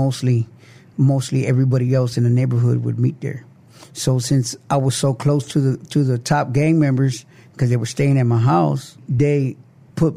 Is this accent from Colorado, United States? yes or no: no; Lansing, Michigan, United States; also born or lived in San Antonio, Texas; now in South Texas, United States; I came from Detroit, Michigan, Lansing, Michigan.